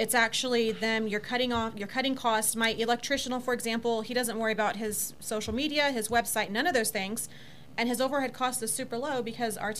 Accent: Texas, United States; moved away; I grew up in Texas

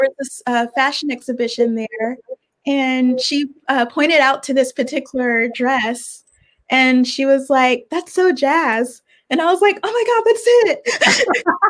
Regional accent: Richmond, Virginia, United States; also born or lived in Brooklyn, New York / Savannah, Georgia; now in New York, United States; I'm from Richmond, Virginia

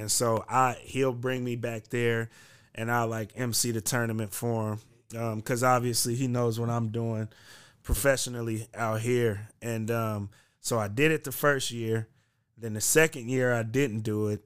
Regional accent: Bay Area, California, United States; moved away as an adult; now in Portland, United States; I'm from the Bay Area

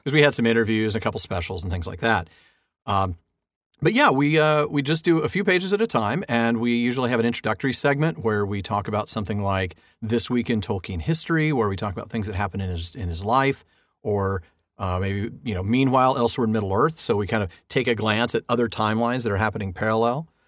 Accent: Southern California, United States; I've been in California all my life, born and raised here

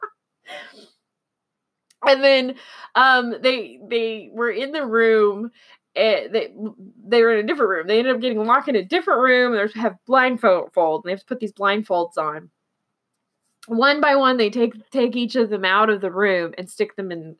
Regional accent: Oklahoma, United States; now in Texas, United States; I'm in Texas and I'm from Oklahoma, so I'm very used to the Texas accent

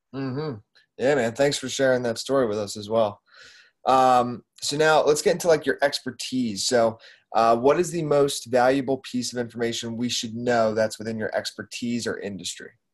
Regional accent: Doylestown, Pennsylvania, United States; I grew up in Doylestown, which isn't too far

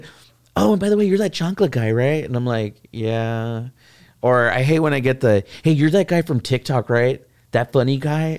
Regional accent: San Antonio, Texas, United States; I grew up in the Castellano courts

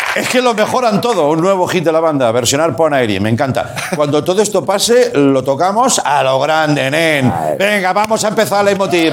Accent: Reus, Catalonia, Spain; Reus, por cierto, mi, ciudad

